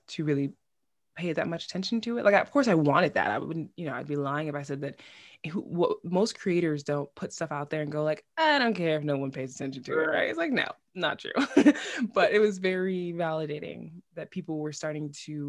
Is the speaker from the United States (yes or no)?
yes; New York City, New York, United States; moved away as an adult; now in Iceland; I am originally from born and raised in Bushwick, New York, so Brooklyn, basically